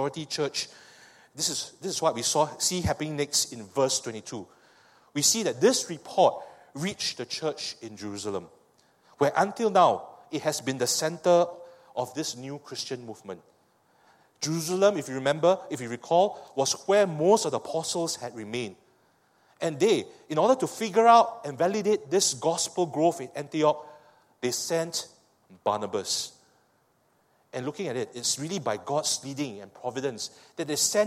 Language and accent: English; Singapore; I speak as a Singaporean